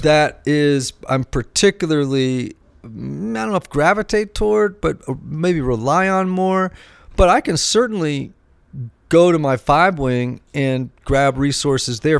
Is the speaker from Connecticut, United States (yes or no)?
yes; Greenwich, Connecticut, United States; growing up in Greenwich, Connecticut